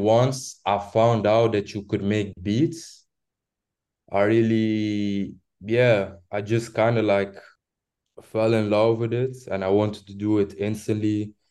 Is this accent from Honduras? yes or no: no; Belgium; I'm from Belgium. Um, from a small town, um, like a small, yeah, small town